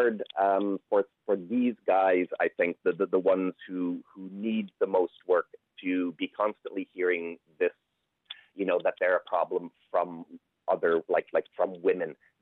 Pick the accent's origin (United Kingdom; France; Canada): Canada; moved away as an adult; now in Ireland; you can probably tell from my accent, I'm not Irish, I'm Canadian, but I've been living here 25 years